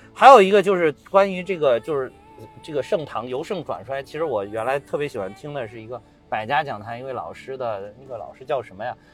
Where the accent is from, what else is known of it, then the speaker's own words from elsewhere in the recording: Zhengzhou, Henan, China; 我们老家，我们郑州旁边的芒山